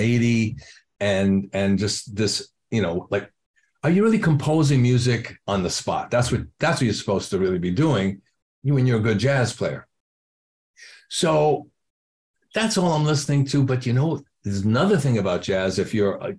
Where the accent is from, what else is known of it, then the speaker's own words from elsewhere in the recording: New York City, New York, United States; So I'm growing up in New York City. I'm in Washington Heights